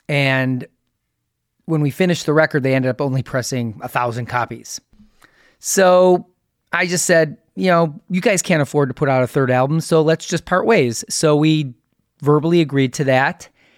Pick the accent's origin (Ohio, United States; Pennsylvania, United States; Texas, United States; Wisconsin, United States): Wisconsin, United States; Milwaukee; also born or lived in Chicago; We're from Milwaukee. I actually lived in Chicago for like a decade.